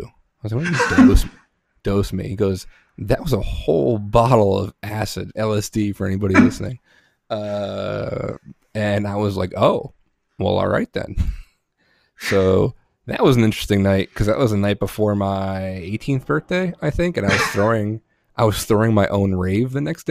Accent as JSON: {"language": "English", "region": "Northeast", "country": "United States", "tie": "born or raised there", "also_born_or_lived": "New Jersey / Pennsylvania / New York", "said": "I grew up in the Northeast, Jersey, Pennsylvania, New York"}